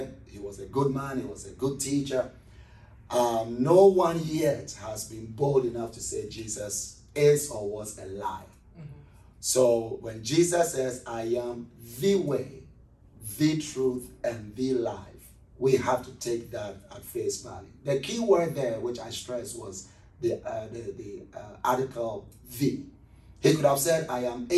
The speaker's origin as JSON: {"language": "English", "town": "Accra", "region": "Greater Accra", "country": "Ghana", "moved": "as an adult", "lives_now": "Columbus, United States", "said": "I'm originally from Ghana, West Africa, from a city called Accra, which is the capital city of Ghana."}